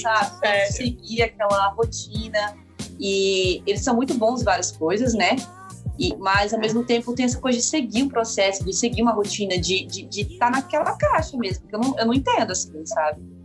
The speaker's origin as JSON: {"language": "Portuguese", "country": "Brazil", "also_born_or_lived": "United States", "moved": "yes", "said": "Eu que tive uma vivência na cultura americana e sou brasileira"}